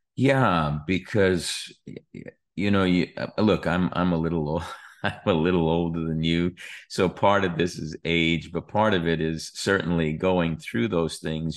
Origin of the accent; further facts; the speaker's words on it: New York, United States; as a kid growing up in New York, we weren't all that far from Atlantic City or Asbury Park